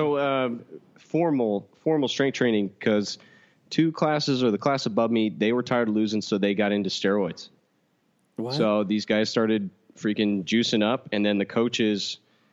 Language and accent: English; Katy, Texas, United States; I'm from Katy, Texas, in which a small town shuts down every single Friday